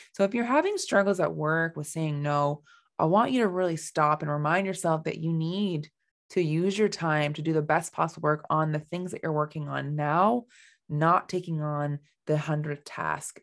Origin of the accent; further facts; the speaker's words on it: Canada; I am from Canada